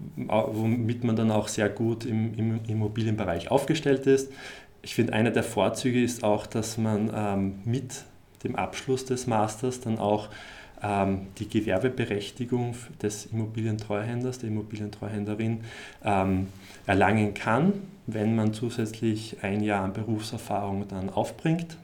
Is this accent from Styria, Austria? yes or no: yes; Graz, Styria, Austria; moved away; ich komme eigentlich aus Graz